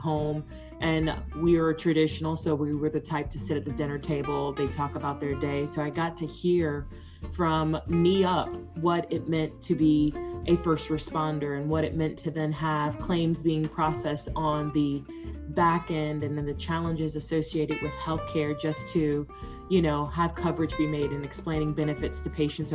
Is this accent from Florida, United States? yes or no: yes; Jacksonville, Florida, United States; now in Texas, United States; I am a native Floridian. I grew up in Jacksonville, Florida